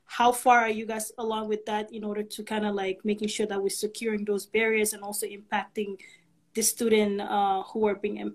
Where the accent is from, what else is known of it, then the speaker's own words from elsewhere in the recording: Toronto, Ontario, Canada; growing up in Scarborough, I had a lot of rooted memories. Those were amazing years that during my teenage in Scarborough.